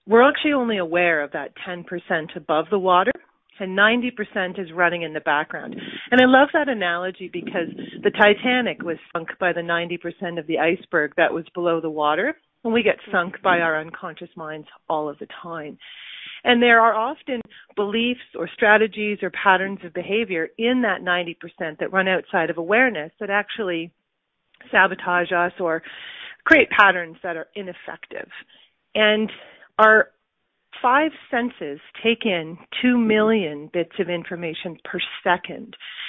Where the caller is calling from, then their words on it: Cambridge, Ontario, Canada; Cambridge, Ontario.